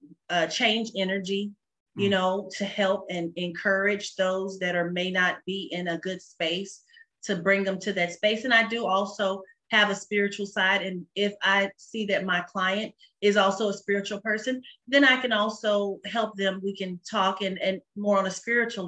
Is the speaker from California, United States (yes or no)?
no; Dallas, Texas, United States; I'm originally from Dallas, North Dallas, and graduated from Richardson High School